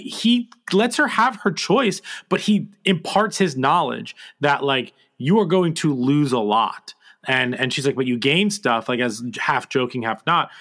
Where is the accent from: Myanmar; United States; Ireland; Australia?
United States; New Jersey; I'm from New Jersey